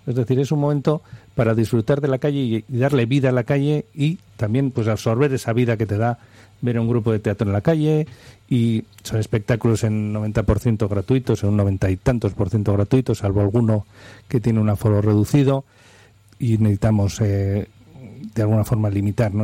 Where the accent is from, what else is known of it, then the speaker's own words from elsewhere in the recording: Bilbao, Basque Country, Spain; Somos de Bilbao